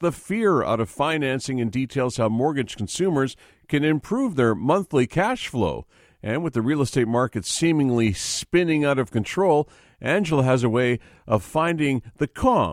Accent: Vancouver, British Columbia, Canada; I was born and raised in Vancouver

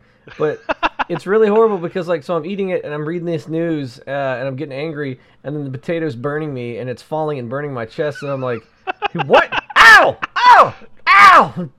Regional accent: Southeast Georgia, United States; moved away; I'm from Georgia

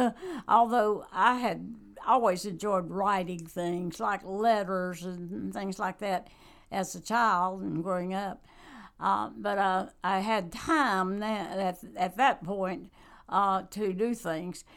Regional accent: Randolph County, North Carolina, United States; also born or lived in Guilford County, North Carolina; I just grew up on a farm where my dad raised wheat

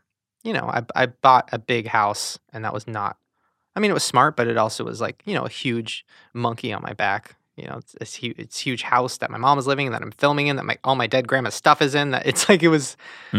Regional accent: Long Beach, California, United States; Long Beach.

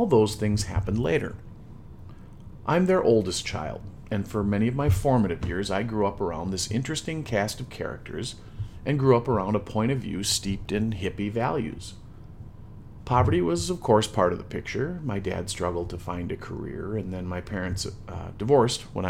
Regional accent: Midwest, United States; I'm a Midwesterner

